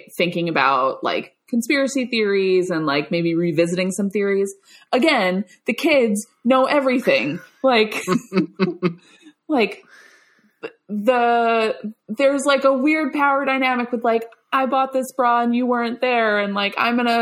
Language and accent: English; Long Island, New York, United States; I grew up on Long Island, which is the, perhaps the suburban hellscape